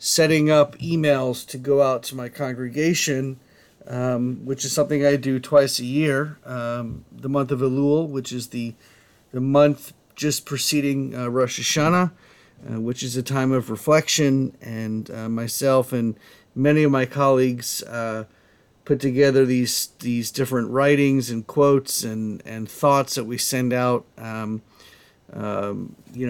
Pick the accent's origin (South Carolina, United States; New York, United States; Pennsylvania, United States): South Carolina, United States; Columbia; now in Florida, United States; I'm from Columbia, South Carolina.